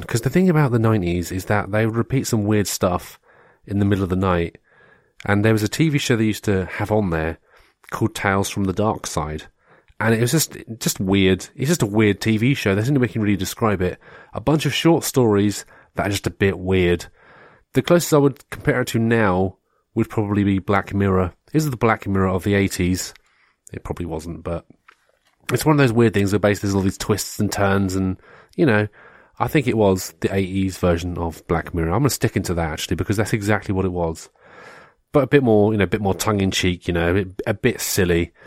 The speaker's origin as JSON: {"language": "English", "country": "United Kingdom", "said": "we had like Spitting Image in the UK"}